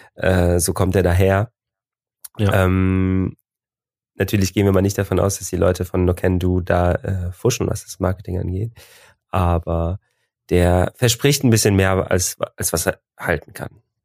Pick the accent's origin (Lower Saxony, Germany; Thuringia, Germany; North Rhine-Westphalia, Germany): North Rhine-Westphalia, Germany; Cologne; wir kommen aus Köln